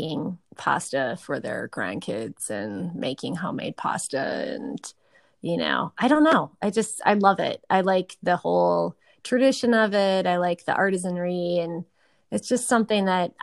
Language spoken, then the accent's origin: English; Eau Claire, Wisconsin, United States; moved away; also born or lived in Tucson; I grew up in a really great neighborhood in Eau Claire